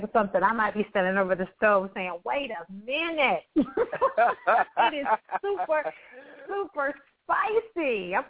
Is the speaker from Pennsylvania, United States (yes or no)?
no; Akron, Ohio, United States; moved away; also born or lived in Dallas, Texas; a small city girl. I'm born and raised in Akron, Ohio, which is the state LeBron James is from.